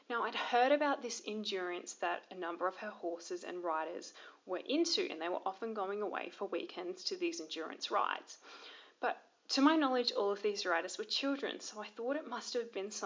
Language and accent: English; Toowoomba, Queensland, Australia; also born or lived in Brisbane; now in Hervey Bay, Australia; I'm originally from Toowoomba in Queensland, Australia, but I currently live in Hervey Bay on Queensland's Fraser Coast.